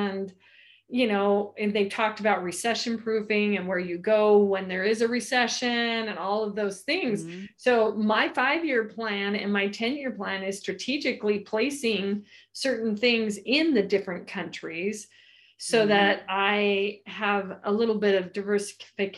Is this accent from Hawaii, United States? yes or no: no; California, United States; I'm from California